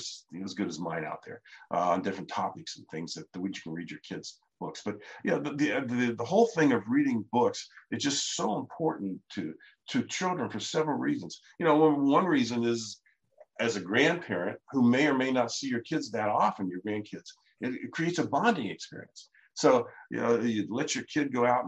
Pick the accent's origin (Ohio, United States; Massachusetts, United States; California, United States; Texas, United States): Ohio, United States; my brother Larry and I grew up in Ohio